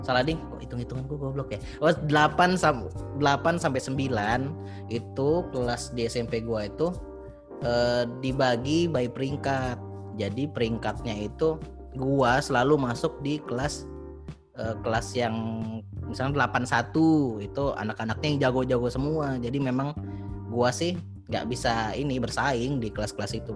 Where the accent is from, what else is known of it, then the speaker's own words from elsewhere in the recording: Martapura, South Sumatra, Indonesia; moved away as an adult; also born or lived in Palembang; dulu kan di Martopuro, di kampung aku itu